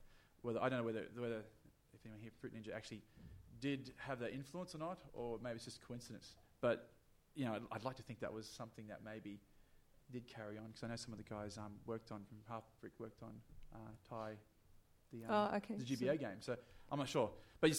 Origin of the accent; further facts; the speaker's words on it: Australia; being Australian